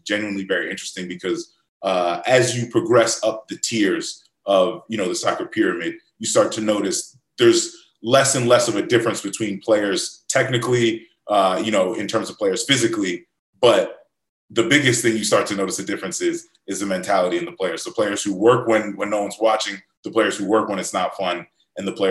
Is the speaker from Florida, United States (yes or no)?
yes; Tampa, Florida, United States; I grew up in Florida